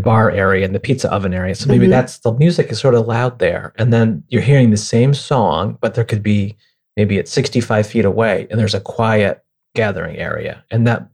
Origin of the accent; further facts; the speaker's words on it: near Lake Ontario, upstate New York, United States; moved away; I grew up near Lake Ontario in upstate New York